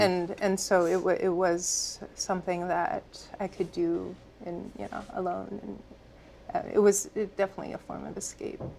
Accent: Virginia, United States; I grew up in Virginia

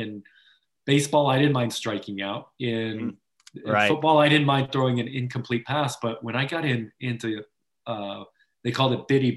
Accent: Santa Monica, California, United States; I grew up in Santa Monica

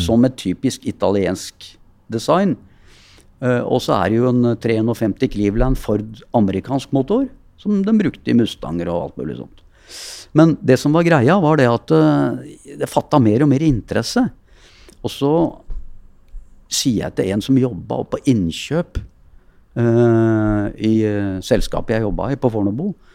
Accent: Oslo, Norway; Jeg er jo født og oppvokst på Keiserløkka, oppe på Hasle.

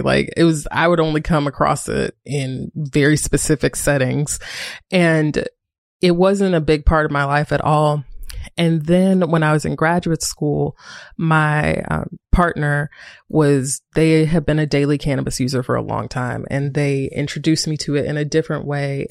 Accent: Greensboro, North Carolina, United States; moved away as an adult; also born or lived in Durham, North Carolina; I was living in Durham, North Carolina, but I'm from Greensboro, North Carolina

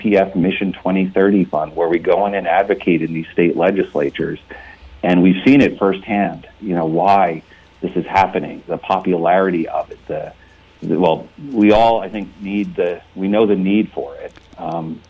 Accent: East Coast, United States; moved away as an adult; also born or lived in California; now in Palo Alto, United States; I grew up on the East Coast and came out west for graduate school, and similar to many, never left

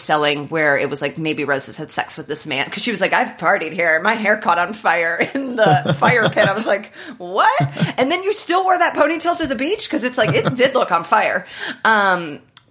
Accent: Indiana, United States; also born or lived in Midwest; now in Los Angeles, United States; I'm from Indiana

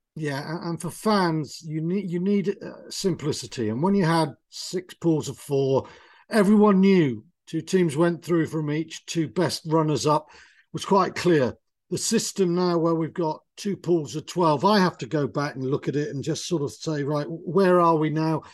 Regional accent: Wales, United Kingdom; I grew up in Wales

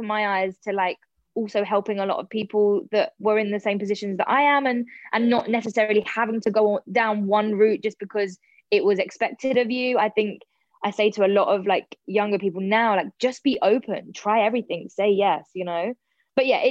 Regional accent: London, United Kingdom; I'm such a South London girl

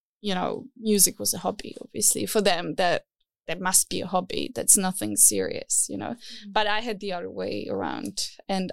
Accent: Czechia; moved away as an adult; now in Berlin, Germany; I come from Czech Republic, and there the scene was not so big

